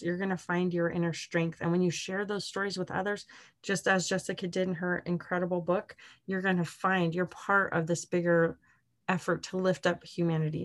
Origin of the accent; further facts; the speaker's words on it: Arizona, United States; moved away; my hometown in Arizona